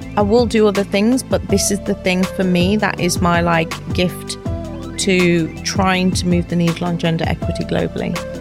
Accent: Wolverhampton, West Midlands, United Kingdom; moved away as an adult; now in London, United Kingdom; I'm from Wolverhampton, a small town in the U K.

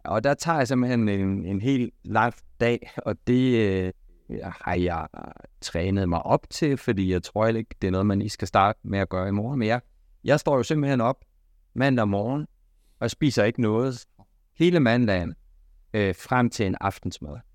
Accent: Denmark; vi danskere

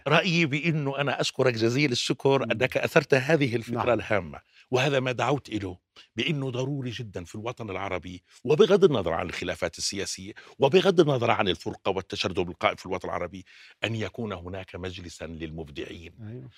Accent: Jordan; عندنا بالأردن

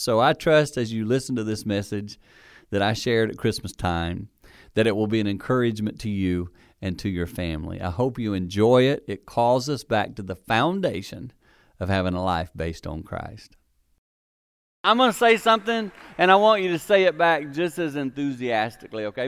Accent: Six Mile, South Carolina, United States; moved away; I'm from South Carolina, six miles South Carolina, and my home church was called Mount Olivet

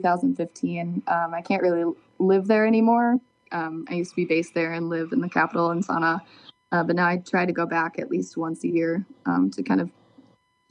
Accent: southwest Minnesota, United States; moved away; I grew up in Minnesota, but in the southwest corner

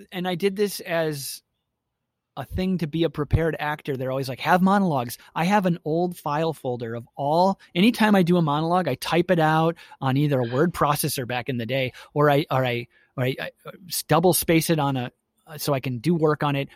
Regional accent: Milwaukee, Wisconsin, United States; I grew up in Milwaukee, Wisconsin

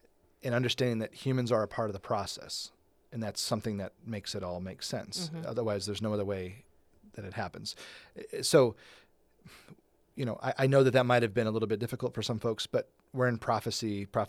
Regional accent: England, United Kingdom; Because we're English, you know, we're very white and very English

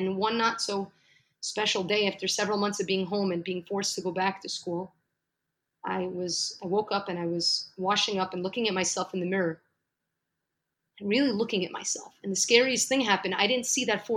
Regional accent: New York City, New York, United States; moved away as an adult; now in Jerusalem; So actually, I'm from New York, from Brooklyn, New York. I've lived there for 35 amazing years

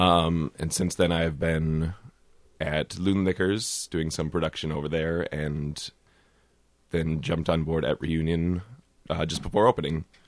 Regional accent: Northfield, Minnesota, United States; I grew up here in Northfield

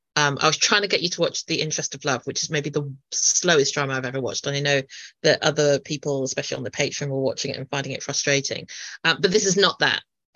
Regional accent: United Kingdom; I'm British Chinese

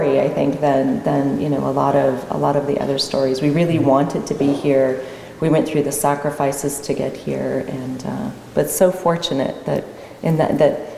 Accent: Colorado, United States; moved away as an adult; also born or lived in Florida / South America / Washington, D.C.; now in Oregon, United States; I grew up in Colorado

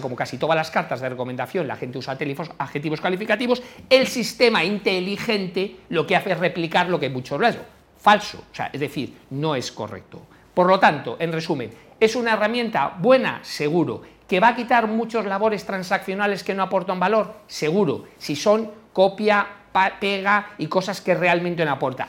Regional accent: Galicia, Spain; porque yo soy gallego

